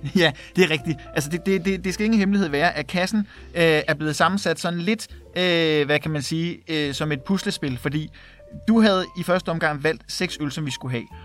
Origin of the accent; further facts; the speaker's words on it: Værløse, Capital Region of Denmark, Denmark; also born or lived in Herlev / Valby; jeg er født på Herlev Hospital øh, og er vokset op i, i den lille by Værløse